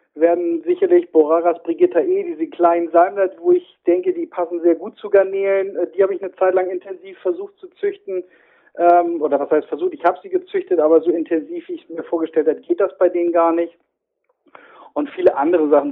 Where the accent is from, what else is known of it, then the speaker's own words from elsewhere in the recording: the North, Northern Germany, Germany; ich komme genau wie du aus dem Norden